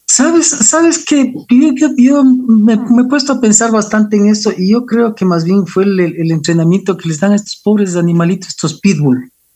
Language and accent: Spanish; Quito, Pichincha, Ecuador; yo soy quiteño, nací hace 51 años